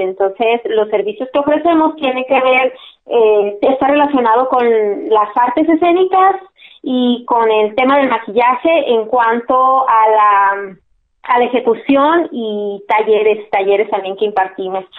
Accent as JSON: {"language": "Spanish", "town": "Hermosillo", "region": "Sonora", "country": "Mexico", "tie": "born or raised there", "also_born_or_lived": "La Paz, Baja California Sur", "said": "yo soy nacida en La Paz, California Sur, por casi casi que por accidente, que andaban mis papás trabajando por allá y nací allá y luego se regresaron a Hermosillo, entonces realmente soy hermosillense"}